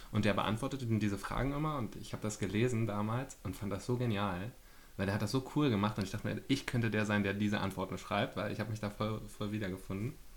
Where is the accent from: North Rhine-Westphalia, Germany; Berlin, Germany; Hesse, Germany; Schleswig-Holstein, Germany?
Berlin, Germany; Ich bin 29, ich komme aus Berlin